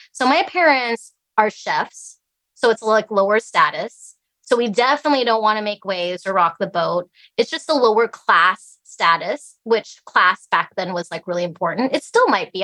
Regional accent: Alaska, United States; English is a second language; also born or lived in Idaho; I, I grew up here in Alaska

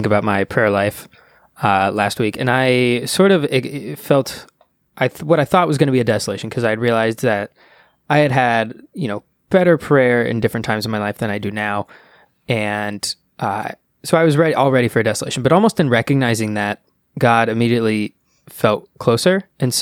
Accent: Ohio, United States; Us Ohioans

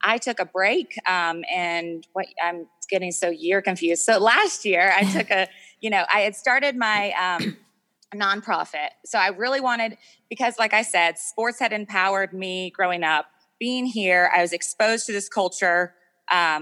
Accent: United States; moved away as an adult; now in Afghanistan; I'm an American woman

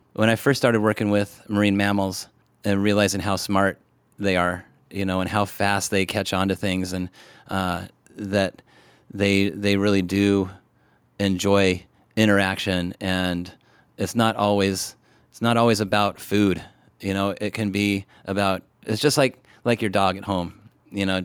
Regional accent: Washington, United States; I grew up in Washington State

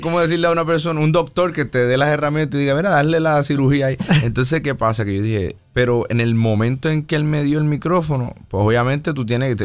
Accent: Las Piedras, Puerto Rico; moved away as an adult; also born or lived in Ponce, Puerto Rico; now in United States; me identifico más como pedreño, porque soy de, eh, me crié casi todas las piedras hasta los 18 años

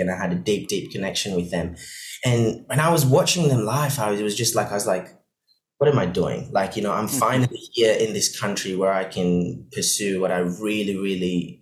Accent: Maldives; now in Perth, Australia; So I grew up in the Maldives. My mum's from Switzerland. My dad's from the Maldives. But I spent most of my life growing up in the Maldives in a tiny, tiny island.

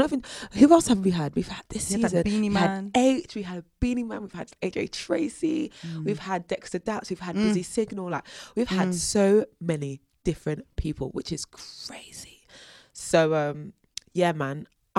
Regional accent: South London, London, United Kingdom; the fact that I'm from South London, like the kind of jokes that I make

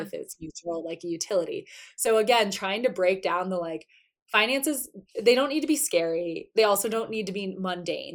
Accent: South Florida, United States; I grew up in South Florida

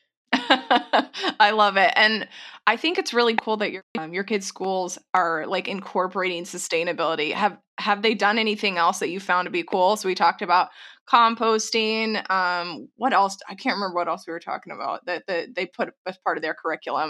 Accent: Texas, United States; moved away; I grew up in Tornado Alley. I'm from Texas originally

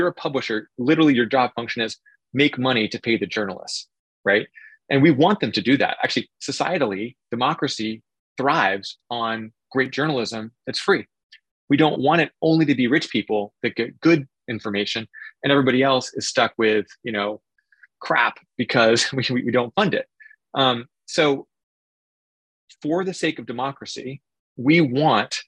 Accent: Oregon, United States; I grew up in Oregon, and so I grew up in spotted owl territory

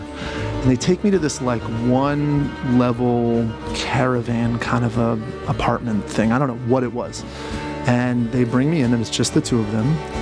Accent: Philadelphia, Pennsylvania, United States; moved away as an adult; also born or lived in New York; now in Israel; I was born in Philadelphia

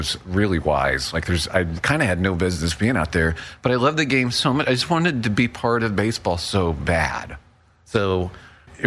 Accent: Central Illinois, United States; being from Central Illinois, from a small town, listen to KMOX every evening in the summertime

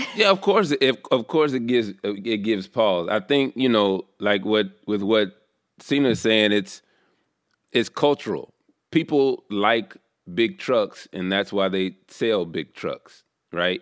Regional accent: the South, United States; I'm from the South

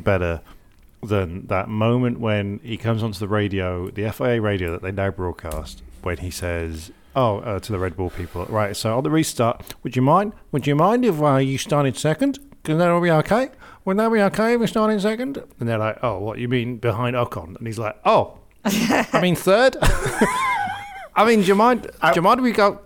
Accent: United Kingdom; I'm British.

